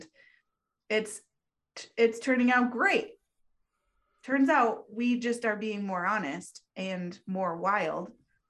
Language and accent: English; the West, United States; she grew up on the East Coast. I grew up in the West.